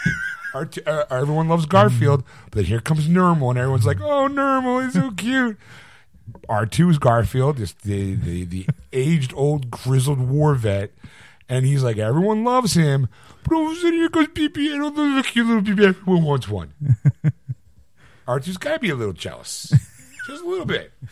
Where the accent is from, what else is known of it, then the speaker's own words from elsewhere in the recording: United Kingdom; I'm British.